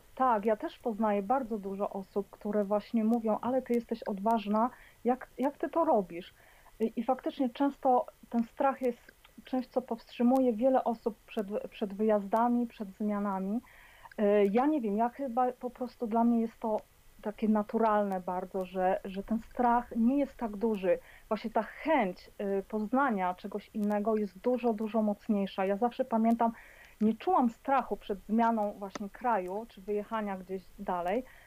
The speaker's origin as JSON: {"language": "Polish", "country": "Poland", "moved": "as an adult", "lives_now": "Edinburgh, United Kingdom", "said": "wyjechałam z Polski E, no ponad 20 lat temu"}